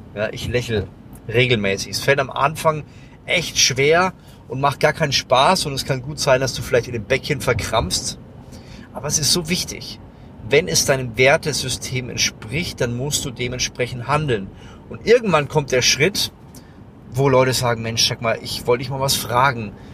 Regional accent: Lower Franconia, Bavaria, Germany; ich komme aus Unterfranken

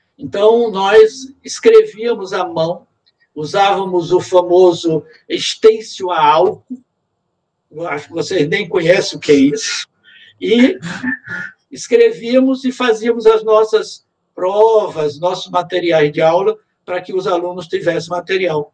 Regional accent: Aracaju, Sergipe, Brazil; moved away as an adult; also born or lived in Rio de Janeiro; now in Maringá, Brazil; Eu sou sergipano, nasci em Aracaju

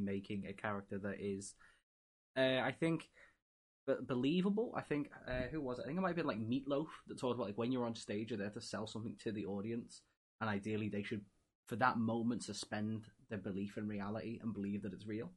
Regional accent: England, United Kingdom; me being English and a football slash soccer fan

